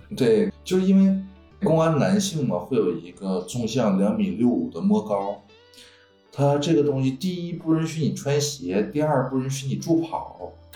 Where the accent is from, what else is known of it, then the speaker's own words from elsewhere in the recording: Heilongjiang, China; 来自于黑龙江省，啊，然后一个三线小城市 ，我的家乡有着一个全国都出，特别出名的一个特色